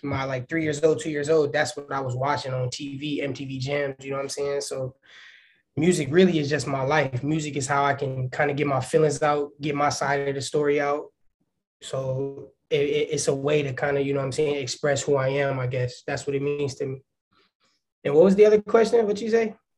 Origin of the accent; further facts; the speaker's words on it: Waukegan, Illinois, United States; also born or lived in Chicago, Illinois; I'm from Waukegan, Illinois